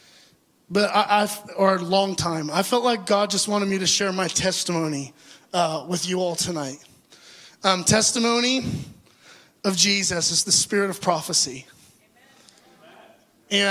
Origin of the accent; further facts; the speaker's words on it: Orange County, California, United States; I grew up in Orange County, California, in an amazing, wonderful Christian home